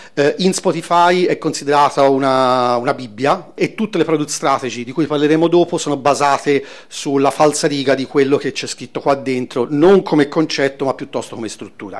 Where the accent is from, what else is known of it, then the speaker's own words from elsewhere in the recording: Florence, Tuscany, Italy; vengo da Firenze